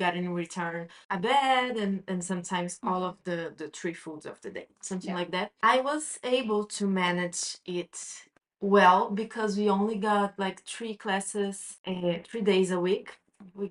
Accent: Brazil; moved away as an adult; now in Barcelona, Spain; I'm from Brazil

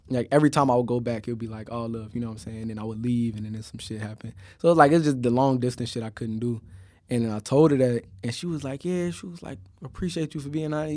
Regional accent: Chicago, Illinois, United States; moved away; also born or lived in Miami; I'm from Chicago

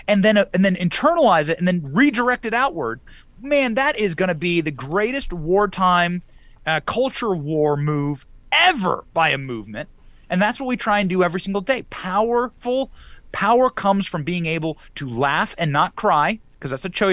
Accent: Florida, United States; my home state of Florida

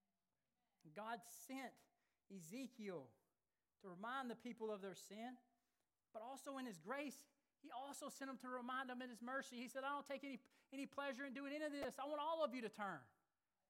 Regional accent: Alabama, United States; moved away; I grew up in Alabama

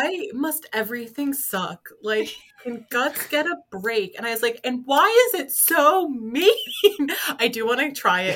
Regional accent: United States

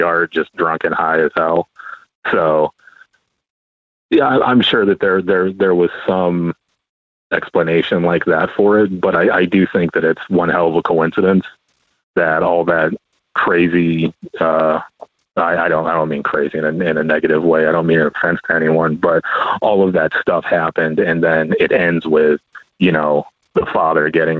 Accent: Arizona, United States; I'm from Arizona

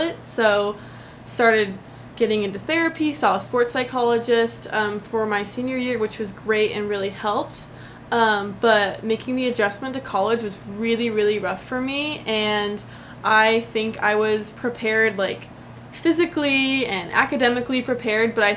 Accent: Denver, Colorado, United States; moved away as an adult; also born or lived in Dublin, Ohio; now in Chapel Hill, United States; I am originally from Denver, Colorado. I love Colorado. I grew up there my whole life, until my parents moved right before college

